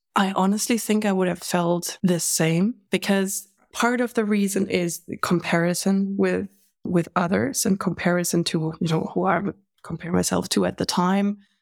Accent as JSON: {"language": "English", "country": "Germany", "said": "I'm from Germany."}